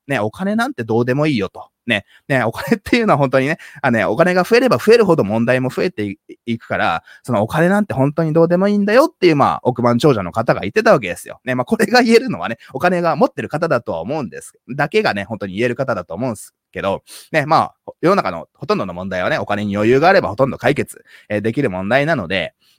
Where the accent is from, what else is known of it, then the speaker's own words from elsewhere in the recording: Japan; first language Japanese; 僕は小さい頃から、まあ、ハーフとしてね、日本で、まあいろいろいじめられたりとかね